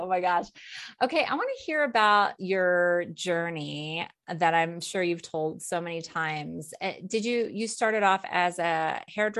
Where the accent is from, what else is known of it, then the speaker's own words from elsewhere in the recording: Alaska, United States; also born or lived in San Diego, California; I grew up in Alaska part time, and my dad lived in San Diego, and my grandmother lived in Carlsbad.